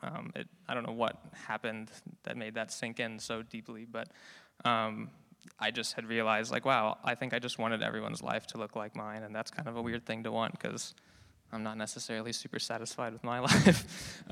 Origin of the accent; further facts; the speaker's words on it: Fremont, California, United States; moved away as an adult; also born or lived in San Luis Obispo; now in Davis, United States; I'm from Fremont in the Bay Area